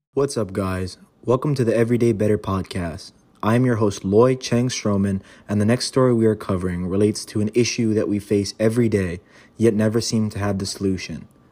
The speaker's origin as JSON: {"language": "English", "town": "Kailua-Kona", "region": "Hawaii", "country": "United States", "tie": "born or raised there", "moved": "yes", "lives_now": "Los Angeles, United States", "said": "my hometown of Kailua-Kona consists of barely fifteen thousand people"}